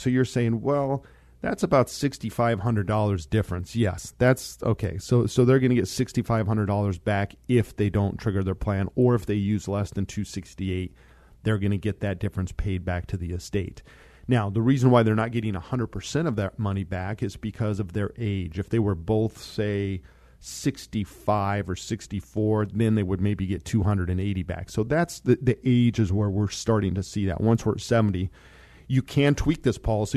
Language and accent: English; Monte Vista, Colorado, United States; I grew up in Monta Vista, Colorado.